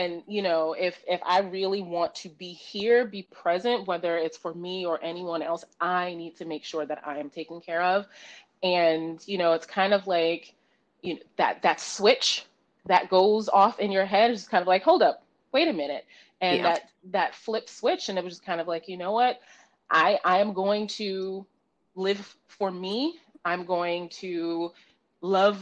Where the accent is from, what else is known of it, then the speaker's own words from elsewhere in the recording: New York City, New York, United States; I am born and raised in the Bronx, New York. Proud New Yorker, proud girl from the Bronx.